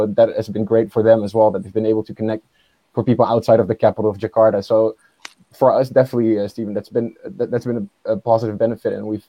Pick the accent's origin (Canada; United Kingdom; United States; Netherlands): Netherlands; my mom is Indonesian and my father is Dutch, but I grew up here in the Netherlands. Went back to Indonesia quite often. My family still lives there.